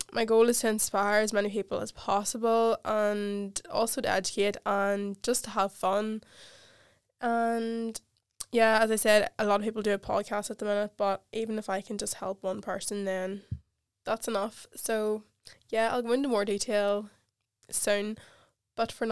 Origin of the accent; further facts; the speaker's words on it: Ireland; moved away as an adult; now in London, United Kingdom; I'm 23, I'm from Ireland